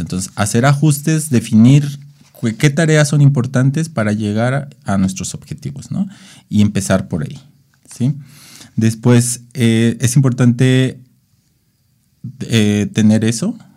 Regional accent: Mexico; como mexicanos

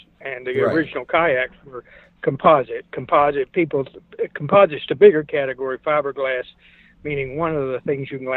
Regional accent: South Carolina, United States; I grew up in South Carolina.

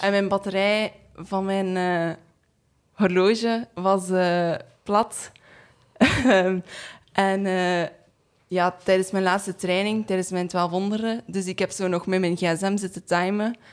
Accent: East Flanders, Belgium; also born or lived in Hamme / Leuven; ik ben van Oost-Vlaanderen

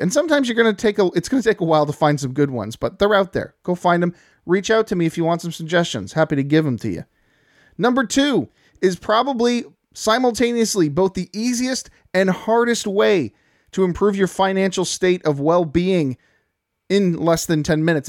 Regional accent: Canada; I'm a Canadian

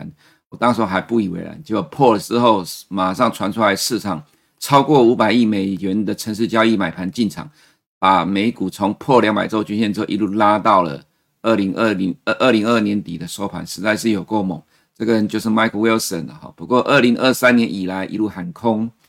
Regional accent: Taiwan; 其实美国人继续的花钱，我们台湾人才会有钱可以赚。

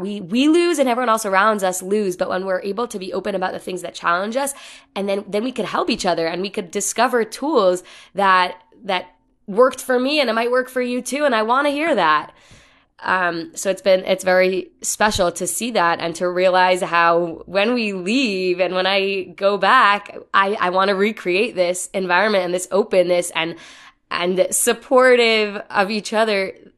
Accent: New York City, New York, United States; I'm from the Bronx

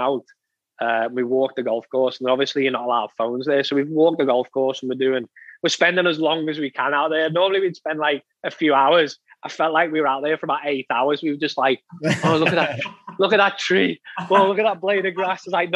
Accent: England, United Kingdom; for us as being English

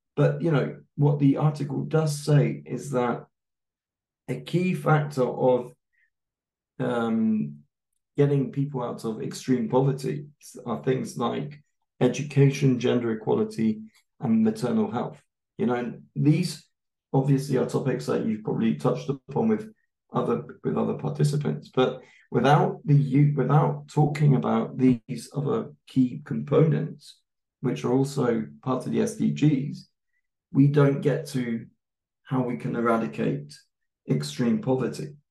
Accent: United Kingdom; now in Germany; I'm a white British man

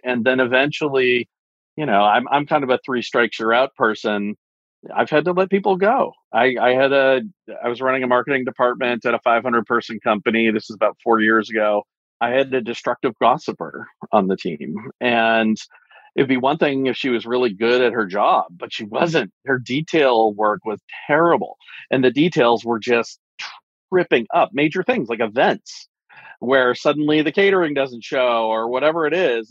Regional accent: East Coast, United States; moved away as an adult; also born or lived in Santa Cruz; now in Silicon Valley, United States; I'm originally from the East Coast

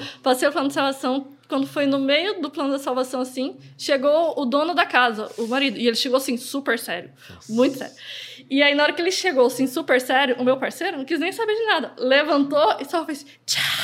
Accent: Umuarama, Paraná, Brazil; also born or lived in Cacoal, Rondônia; now in Londrina, Brazil; quando eu tinha uns 6 anos de idade, que eu mudei para o Paraná. Só que aí eu fui para Moarama, né? Que foi onde eu cresci, vivi lá a minha adolescência toda, para depois chegar até aqui em Londrina

